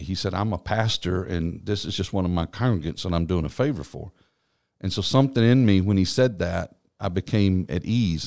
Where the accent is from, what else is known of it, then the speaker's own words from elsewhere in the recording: East Texas, United States; also born or lived in Norman, Oklahoma; now in Columbus, United States; I grew up in what I call the heart of Texas. It's East Texas